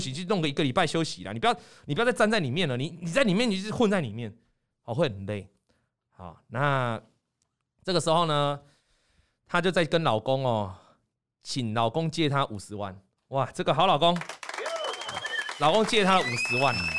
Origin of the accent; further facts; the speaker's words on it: Taiwan; 我们台湾人